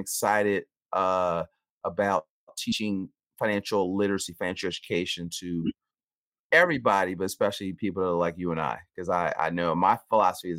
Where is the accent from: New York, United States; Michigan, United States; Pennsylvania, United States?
Pennsylvania, United States; Philadelphia; We owned a supermarket growing up in North Philly. So I'm from Philadelphia.